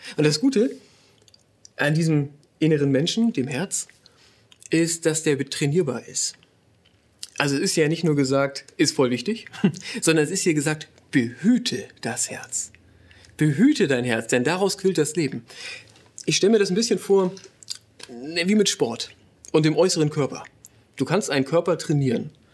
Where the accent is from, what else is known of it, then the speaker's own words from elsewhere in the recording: Northern Germany, Germany; moved away as an adult; now in Ruhr area, Germany; Wir kommen eigentlich aus Norddeutschland